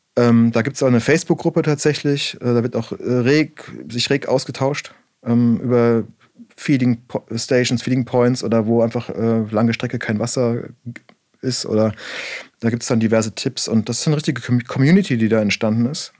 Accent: Black Forest, Baden-Württemberg, Germany; bei uns im Schwarzwald, ich komme aus dem Schwarzwald

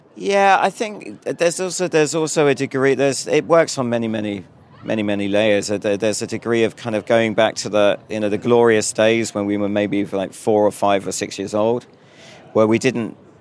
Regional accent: United Kingdom; I'm a Brit.

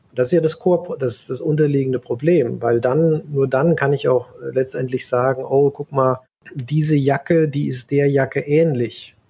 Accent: Central Hesse, Germany; moved away as an adult; also born or lived in California, United States; ich komme ursprünglich aus Mittelhessen, ne, in der Gegend mhm. Wetzlar Gießen

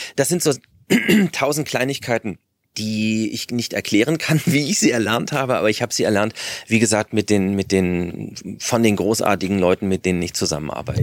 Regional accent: Berlin, Germany; ich bin in Westberlin groß geworden

